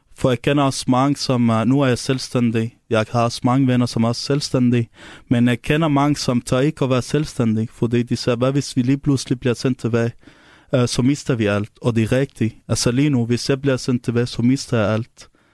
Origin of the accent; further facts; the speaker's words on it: Syria; Danish is a second language; now in Denmark; jeg kommer fra Syrien, og det er der, hvor jeg kommer fra